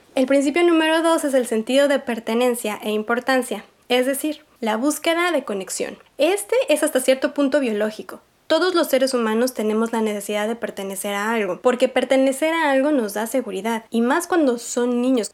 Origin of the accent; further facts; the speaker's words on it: Mexico; yo crecí en México en los 90